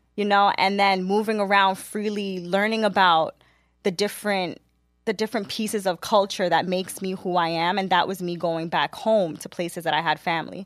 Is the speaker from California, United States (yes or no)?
no; New York City, New York, United States; born and raised in Queens, New York